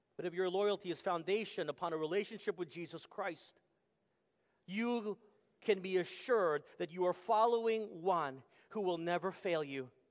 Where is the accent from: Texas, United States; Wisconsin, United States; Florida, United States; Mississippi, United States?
Texas, United States; moved away; Growing up in Texas, it was what they call football country